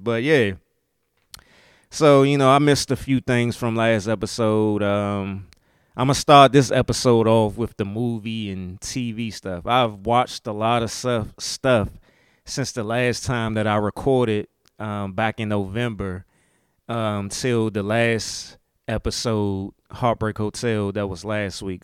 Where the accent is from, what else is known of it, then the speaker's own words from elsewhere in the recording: Maryland, United States; accent: southern drawl; if you hear me talking, you can hear a little southern drawl in my accent. Maryland is the country